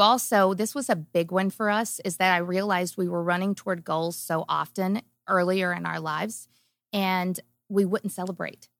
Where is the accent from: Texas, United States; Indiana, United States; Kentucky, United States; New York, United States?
Kentucky, United States; I grew up small town in Kentucky and on a farm